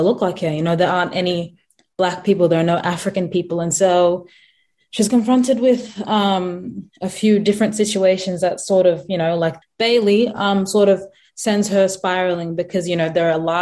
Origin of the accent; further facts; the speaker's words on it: South Sudan; now in Australia; I'm South Sudanese